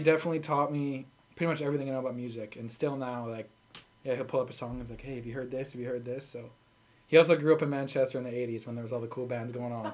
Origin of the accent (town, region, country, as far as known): Sherwood Park, Alberta, Canada